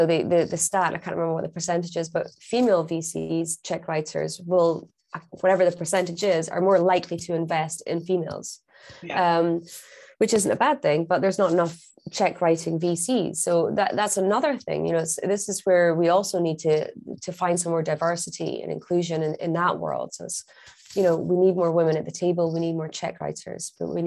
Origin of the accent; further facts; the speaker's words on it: Scotland, United Kingdom; I'm Scottish